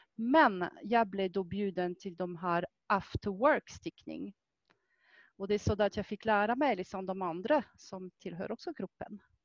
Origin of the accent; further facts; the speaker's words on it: France; Swedish is a second language; now in Sweden; Jag kommer från Frankrike ursprungligt och det är faktiskt där jag har lärt mig att sticka